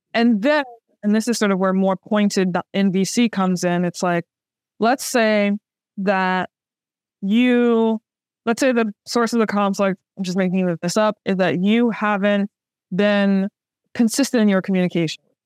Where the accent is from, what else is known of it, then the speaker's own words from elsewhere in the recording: New Orleans, Louisiana, United States; I'm from New Orleans, the birthplace of jazz